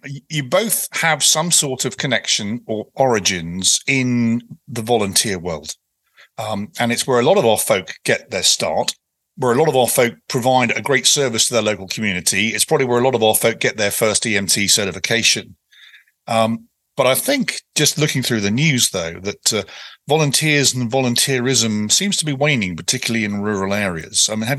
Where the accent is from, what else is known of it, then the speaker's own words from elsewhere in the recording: United Kingdom; now in United States; even though I'm a Brit, I'm a product of Virginia